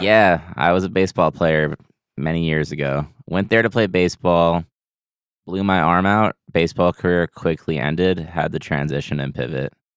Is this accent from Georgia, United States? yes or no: no; Lake Grove, New York, United States; moved away as an adult; now in Boston, United States; born and raised in Long Island, New York